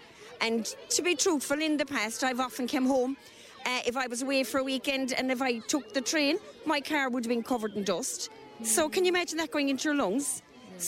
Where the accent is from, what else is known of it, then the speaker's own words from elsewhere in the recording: Limerick, Munster, Ireland; I'm …. I'm from Raheen here in Limerick, and we came over for the parade today.